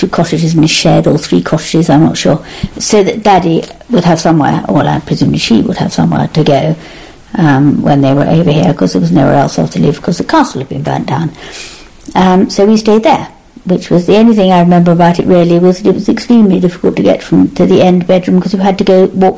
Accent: Berkshire, South East England, United Kingdom; I was born and brought up in England

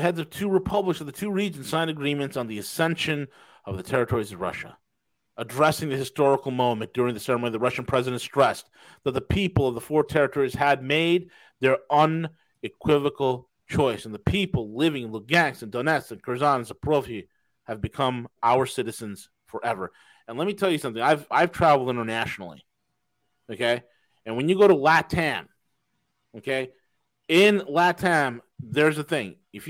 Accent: Yorkshire and the Humber, United Kingdom; No, I'm not from Tennessee. I'm from Yorkshire. That I'm from Yorkshire. That's where I'm from. That this is how we speak.

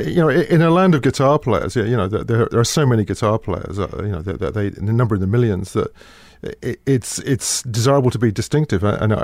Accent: London, United Kingdom; Grew up in London.

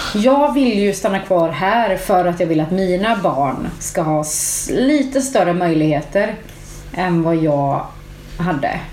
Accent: Färila, Gävleborg County, Sweden; moved away; jag är uppvuxen i Färila

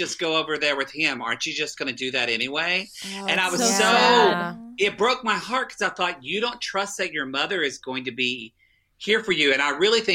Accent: Oklahoma, United States; I'm from Oklahoma

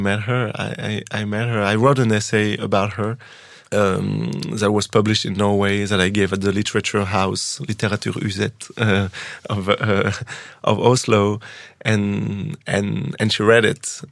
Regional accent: France; first language French; English is a second language; I was born in France. I didn't choose it. I didn't choose the language that people put in my body.

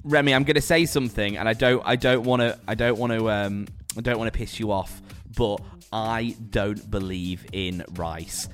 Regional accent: Preston, North West England, United Kingdom; now in London, United Kingdom; as a Preston lad

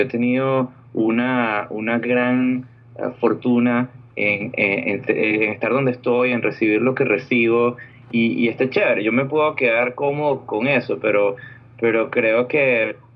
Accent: Venezuela; moved away as an adult; also born or lived in Orlando, United States; now in California, United States; yo vengo de Venezuela, yo soy un ingeniero electricista de Venezuela

